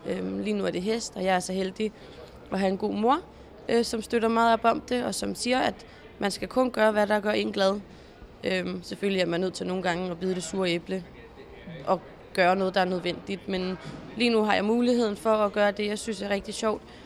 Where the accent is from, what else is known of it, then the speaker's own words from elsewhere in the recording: Zealand, Denmark; also born or lived in Jutland / Stenløse; da jeg flyttede fra Jylland øh, her tilbage til Sjælland